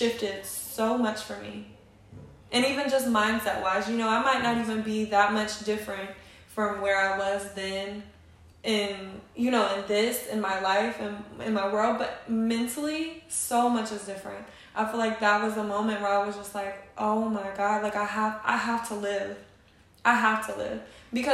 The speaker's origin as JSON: {"language": "English", "town": "Radcliff", "region": "Kentucky", "country": "United States", "tie": "born or raised there", "said": "growing up in an environment like"}